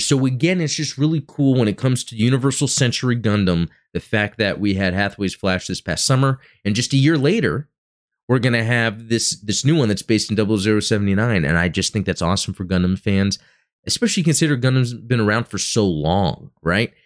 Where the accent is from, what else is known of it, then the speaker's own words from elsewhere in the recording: Dallas–Fort Worth area, Texas, United States; I'm from Texas and, um, you know, growing up, uh, here where I have in the D F W area